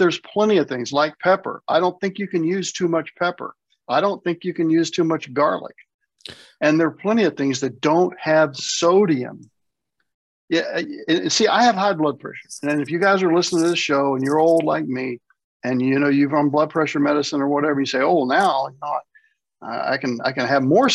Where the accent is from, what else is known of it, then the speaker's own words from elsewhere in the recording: the South, United States; moved away; I was raised in the South. I'm back in the South